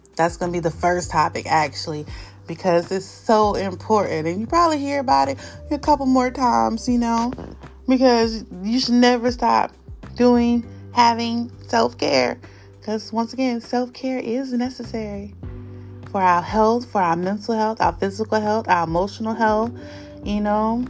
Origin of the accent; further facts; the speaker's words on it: North Carolina, United States; now in Delaware, United States; I'm from North Carolina. All of my friends, which is very few, is in North Carolina.